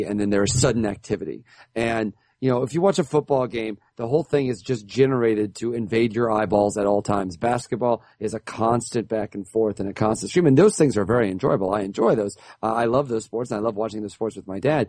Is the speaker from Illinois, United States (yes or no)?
yes; Central Illinois, United States; We're from Central Illinois